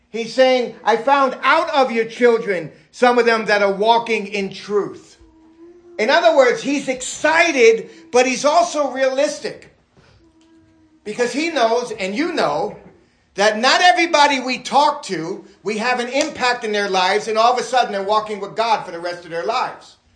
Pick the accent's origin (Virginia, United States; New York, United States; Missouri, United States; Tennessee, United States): New York, United States; New York City; also born or lived in Florida, United States; And growing up in New York City and Florida and different places I grew up